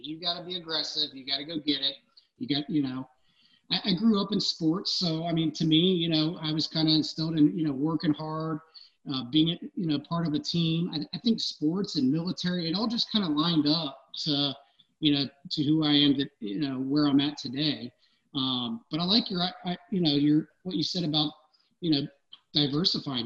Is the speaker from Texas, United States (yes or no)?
no; Cincinnati, Ohio, United States; I grew up in Anderson, but I, I lived 30 minutes away